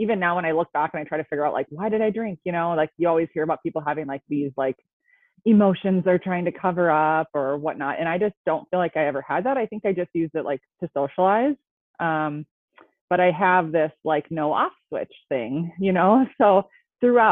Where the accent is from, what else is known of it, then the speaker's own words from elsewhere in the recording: Minnesota, United States; I am from Minnesota. I grew up here. So I've always lived in Minnesota, so you'll probably hear that a little bit